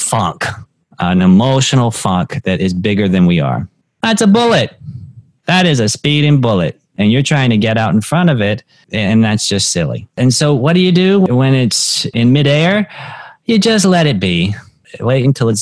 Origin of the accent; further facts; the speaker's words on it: North Carolina, United States; I'm from North Carolina. People hunt there.